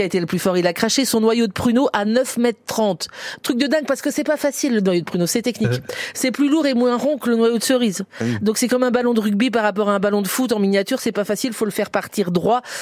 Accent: Bourgogne-Franche-Comté, France; chez nous en Franche-Comté

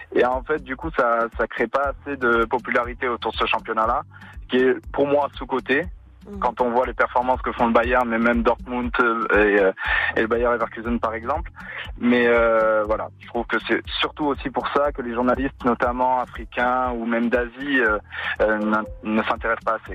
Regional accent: France; je suis français

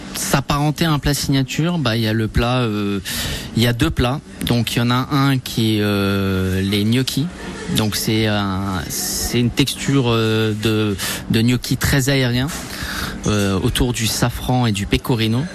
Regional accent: France; je suis né en France, enfin je suis d'origine française et italienne.

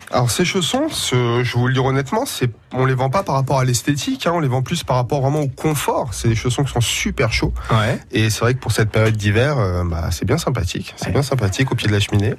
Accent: Portugal; now in Poitiers, France; je suis du sud euh, de l'Europe

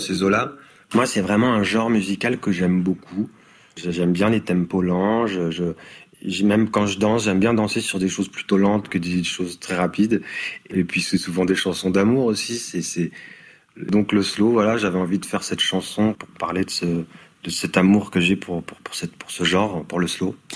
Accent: Perche, Orne, Normandy, France; moved away as an adult; also born or lived in Paris; j'ai grandi dans le dans le Perche, donc euh, dans l'Orne.

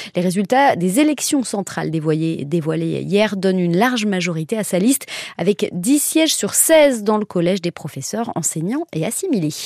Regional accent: Brittany, France; chez nous en Bretagne

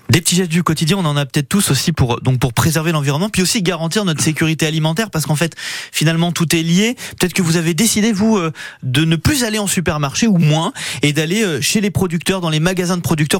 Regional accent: Loire, Auvergne-Rhône-Alpes, France; ici chez nous dans la Loire

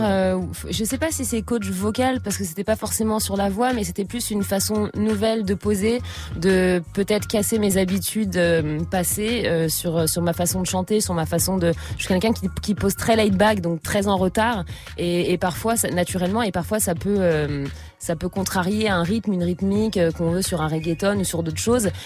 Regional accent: Trappes, Île-de-France, France; now in Paris, France; j'ai, grandi dans les Yvelines à Trappe. Enfin, je suis, née à trappe et j'ai grandi un peu, un peu partout euh, dans les Yvelines. Et je suis parisienne depuis mes 18 ans.

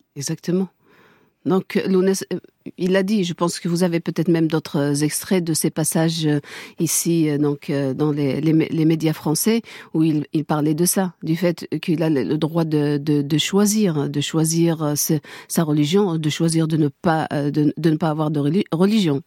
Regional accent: Kabylie, Algeria; first language Kabyle; French is a second language; je, suis Kabyle. Je parle Kabyle. Ma langue maternelle est Kabyle

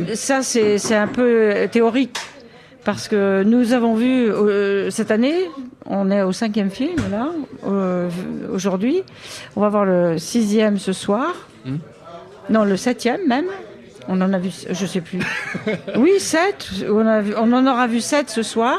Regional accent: Viévigne, Bourgogne-Franche-Comté, France; je suis née à Vievigne, exactement. Si vous connaissez, c'est bon, un petit peu au nord de Dijon. Et je suis très fière, je revendique bien entendu cette origine euh, bourguignonne et côte dorienne

